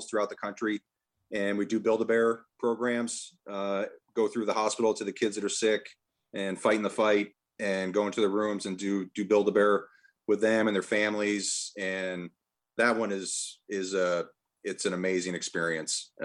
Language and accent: English; Massachusetts, United States; growing up in Massachusetts